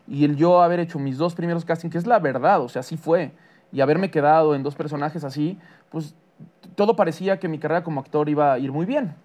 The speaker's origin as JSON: {"language": "Spanish", "country": "Mexico", "said": "para mí como mexicano"}